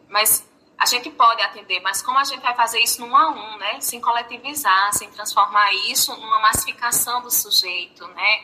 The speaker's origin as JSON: {"language": "Portuguese", "region": "Paraíba", "country": "Brazil", "accent": "Paraíba"}